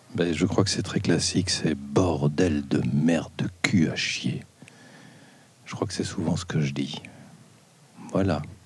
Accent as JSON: {"language": "French", "town": "Brussels", "region": "Brussels-Capital Region", "country": "Belgium", "tie": "born or raised there", "said": "je viens de Belgique, mais mon père était français, ma mère hollandaise, et moi je suis né à Bruxelles et je vis à Bruxelles"}